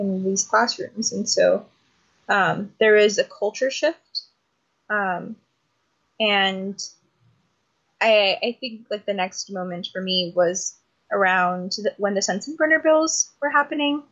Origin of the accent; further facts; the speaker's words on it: Phoenix, Arizona, United States; I was born and raised in Phoenix, Arizona. Still living and organizing here